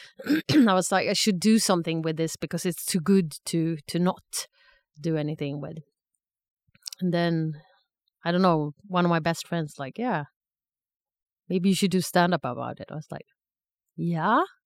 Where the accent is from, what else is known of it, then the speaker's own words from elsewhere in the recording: Sweden; moved away as an adult; also born or lived in Stockholm / Lucerne, Switzerland; now in Zurich, Switzerland; I'm originally from Sweden